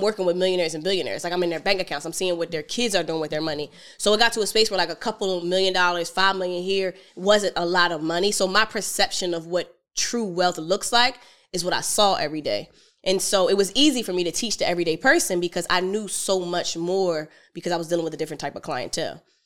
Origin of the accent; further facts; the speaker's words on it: Philadelphia, Pennsylvania, United States; I'm from Philly